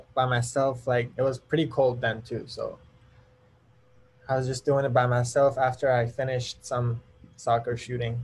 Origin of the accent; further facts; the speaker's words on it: Iran; where are you from? And I was like, Iran.